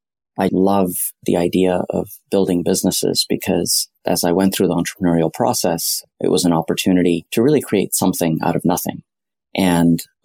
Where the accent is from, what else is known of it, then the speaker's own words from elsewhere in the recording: Silicon Valley, California, United States; also born or lived in Delhi, India; I grew up in Silicon Valley around the software industry.